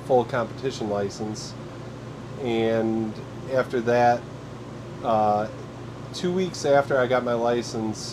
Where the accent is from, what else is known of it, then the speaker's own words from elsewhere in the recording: Kenosha, Wisconsin, United States; I'm from Kenosha, Wisconsin